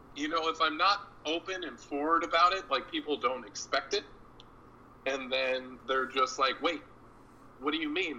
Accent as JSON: {"language": "English", "town": "Hollister", "region": "California", "country": "United States", "tie": "born or raised there", "also_born_or_lived": "Fresno, California / Vallejo, California / West Palm Beach, Florida", "moved": "yes", "lives_now": "Portland, United States", "said": "I've lived in my hometown Hollister"}